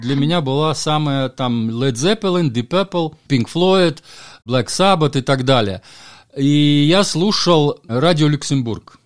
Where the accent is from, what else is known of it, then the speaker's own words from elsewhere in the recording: Valka, Valka Municipality, Latvia; also born or lived in Valga, Estonia / Ireland; я родился в Латвии, а в таком городке Валка-Валга. Он как раз на границе Латвии с Эстонией находится.